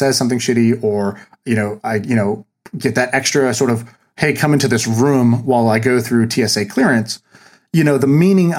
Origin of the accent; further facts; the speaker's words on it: Tulsa, Oklahoma, United States; I was born in Tulsa, Oklahoma